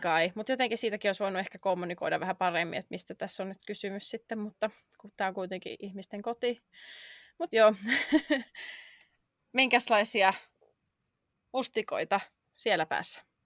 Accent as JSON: {"language": "Finnish", "country": "Finland", "moved": "as an adult", "lives_now": "London, United Kingdom", "said": "jätin oman kotimaani muuttaakseni tänne"}